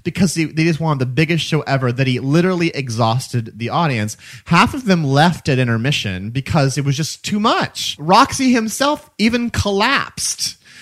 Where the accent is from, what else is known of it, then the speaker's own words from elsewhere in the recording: Missouri, United States; now in New York, United States; that's my home state